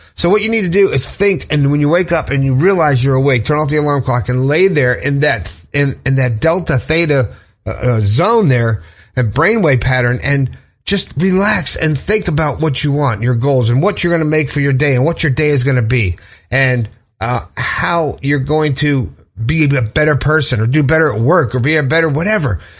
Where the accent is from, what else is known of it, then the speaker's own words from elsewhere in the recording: Fort Lauderdale, Florida, United States; I grew up in Fort Lauderdale